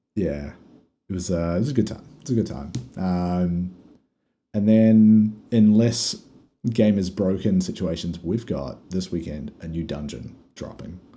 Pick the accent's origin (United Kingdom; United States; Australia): Australia; We're Australian